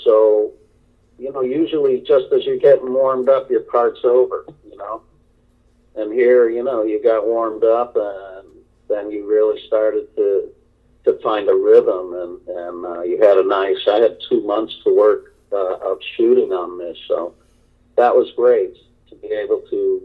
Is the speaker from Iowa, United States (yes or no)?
no; outside of Hartford, Connecticut, United States; I grew up in outside of Hartford, Connecticut